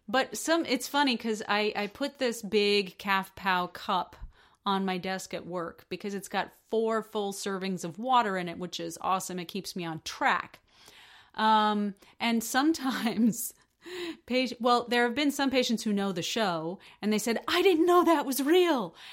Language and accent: English; United States; I'm an American.